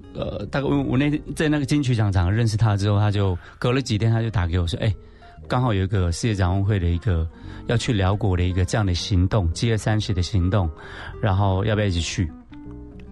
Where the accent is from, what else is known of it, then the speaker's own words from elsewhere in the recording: Taiwan; 从小就在这样的环境下长大